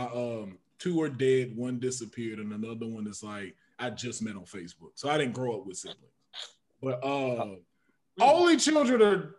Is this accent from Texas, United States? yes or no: yes; Port Arthur, Texas, United States; I'm from Texas, Port Arthur, Texas.